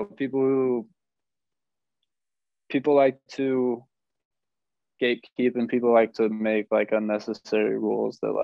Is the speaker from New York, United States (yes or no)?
no; Washington, United States; I come from Washington State